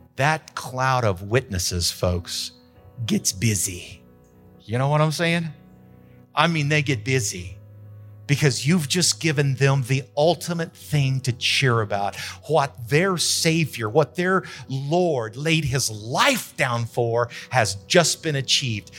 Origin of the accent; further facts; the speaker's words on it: Carrizozo, New Mexico, United States; moved away; also born or lived in Denver / Houston; I grew up in Carrizozo.